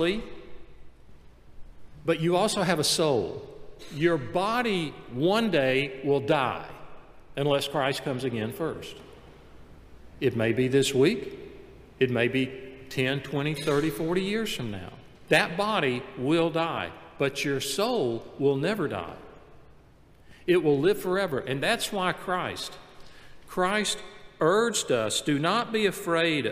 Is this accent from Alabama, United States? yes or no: yes; Montgomery, Gadsden, Alabama, United States; We moved from Montgomery, Alabama to Gadsden, Alabama